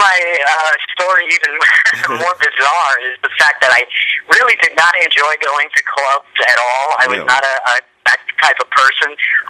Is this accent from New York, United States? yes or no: yes; Long Island, New York, United States; I grew up on Long Island, mm-hmm. and I've been living in New York my whole life.